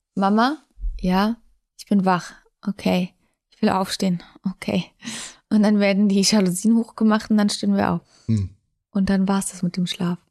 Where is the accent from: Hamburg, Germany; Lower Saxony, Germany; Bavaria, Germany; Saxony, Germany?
Bavaria, Germany; Munich; München ist meine Heimat. Ich habe da meine Eltern